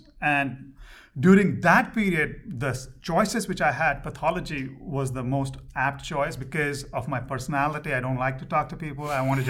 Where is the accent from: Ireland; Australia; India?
India; Kolkata, West Bengal; moved away as an adult; also born or lived in Ranchi, India / New York, United States; now in Little Rock, United States; So when I grew up in Calcutta, the native language was Bengali. So I know Bengali also. So, and after fifth grade, I moved to a different town called Ranchi.